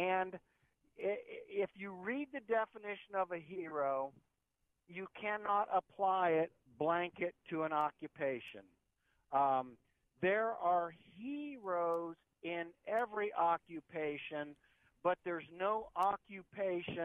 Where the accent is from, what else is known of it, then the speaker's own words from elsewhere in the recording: Columbus, Ohio, United States; Growing up in Columbus